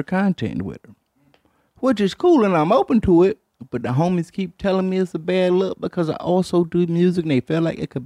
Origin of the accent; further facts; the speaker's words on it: Detroit, Michigan, United States; I'm from Detroit.